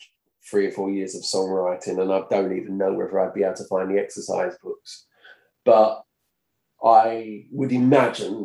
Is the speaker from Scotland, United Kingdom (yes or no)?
no; Brentwood, East of England, United Kingdom; accent: Essex; I was from Brentwood, which is only up the road.